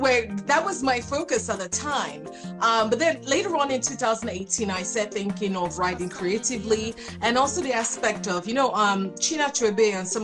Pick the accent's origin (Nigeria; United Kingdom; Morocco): Nigeria; moved away; also born or lived in New York, United States; Nigerian, half Liberian. Okay. Obviously, Africa. Okay. And so although I was born in New York, as a baby, I was sent to Nigeria.